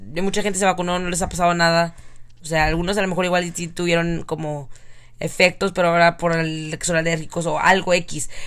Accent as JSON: {"language": "Spanish", "country": "Mexico", "tie": "born or raised there", "moved": "yes", "lives_now": "United States", "said": "nací en México"}